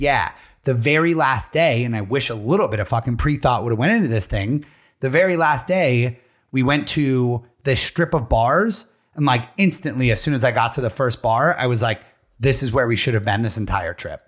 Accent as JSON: {"language": "English", "region": "Pennsylvania", "country": "United States", "said": "we're all from Pennsylvania or this immediate area."}